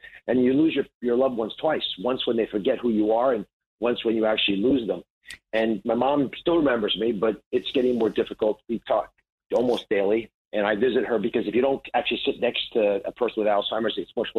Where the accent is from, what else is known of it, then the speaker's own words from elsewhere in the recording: Kennett Square, Pennsylvania, United States; now in New Jersey, United States; I'm from Pennsylvania originally. Grew up just south of Philadelphia in a place called Kennett Square, about 10 miles south of there. And Kennett Square is the mushroom capital of the world.